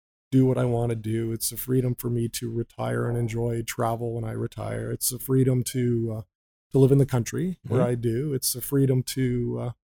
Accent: just west of London, Ontario, Canada; I grew up just west of the city of London. In the country, I'm a farm kid.

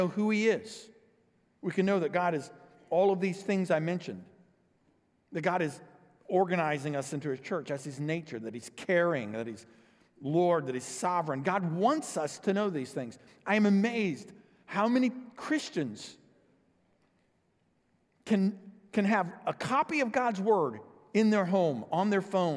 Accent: O'Fallon, United States; we're from O'Fallon

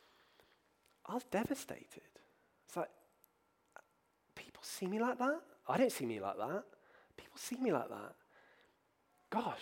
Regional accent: Bristol, South West England, United Kingdom; as a child, I grew up in this city. I grew up near Trinity College, which is the Vicar Training School

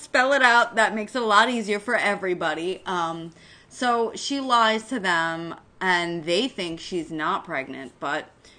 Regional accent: United States; maybe it's because we're American.

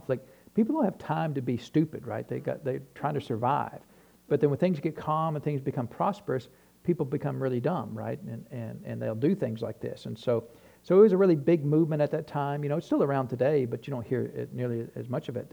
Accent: New Hampshire, United States; I grew up in New Hampshire

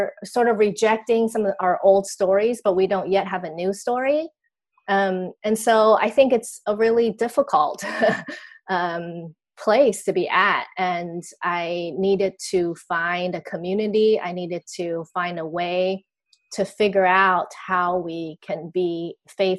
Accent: Taiwan; I grew up in Taiwan, where I am still.

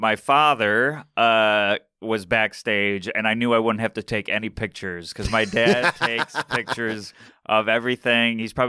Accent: Syracuse, New York, United States; now in New York City, United States; I'm from Syracuse, New York, which is upstate New York, center of the state. It's 2 hours from everywhere. I grew up there, started there, moved to New York City around 2017.

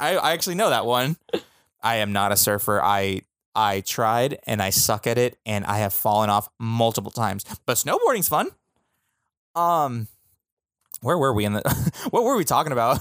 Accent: California, United States; we're from California

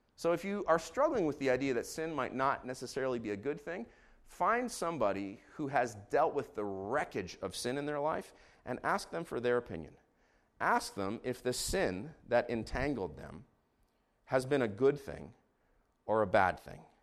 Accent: Israel; moved away; I grew up in Israel, so I'm gonna read these names in Hebrew

